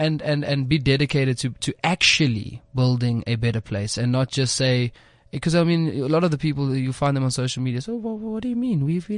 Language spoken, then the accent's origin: English; South Africa; Ideally, we'd like to have a golden thread that keeps us all together, which is being South African, right?